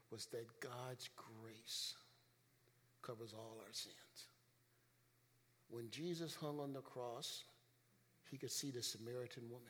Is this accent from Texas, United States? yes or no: no; Chicago, Illinois, United States; When I was a kid growing up in Chicago